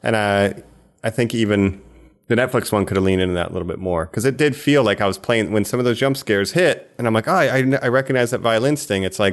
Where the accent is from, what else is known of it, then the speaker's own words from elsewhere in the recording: Geauga County, Ohio, United States; I grew up in Geauga County, which, you know, and it means Raccoon County